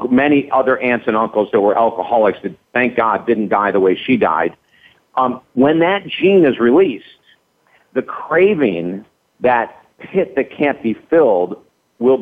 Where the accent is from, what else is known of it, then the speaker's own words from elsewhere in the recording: Syracuse, New York, United States; I was raised in Syracuse, New York.